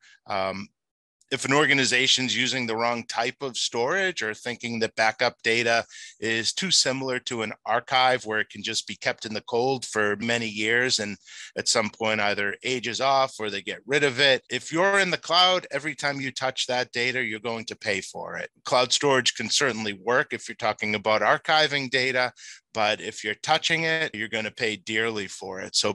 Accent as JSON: {"language": "English", "town": "Boston", "region": "Massachusetts", "country": "United States", "tie": "born or raised there", "said": "I was born and bred in Boston"}